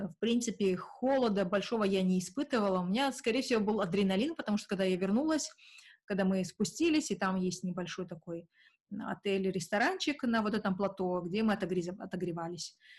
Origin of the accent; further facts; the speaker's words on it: Kazakhstan; что я не русская, и что я не из Сибири, а из Казахстана